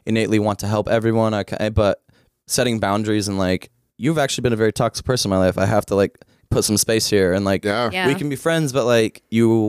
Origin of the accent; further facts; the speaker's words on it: Pacific Northwest, United States; also born or lived in Billings, Montana; I grew up in the Pacific Northwest. I was born in Billings, Montana